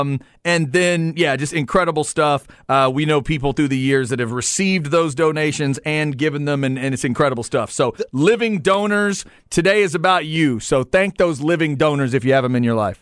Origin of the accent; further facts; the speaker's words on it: Waxahachie, Texas, United States; Growing up in Waxahachie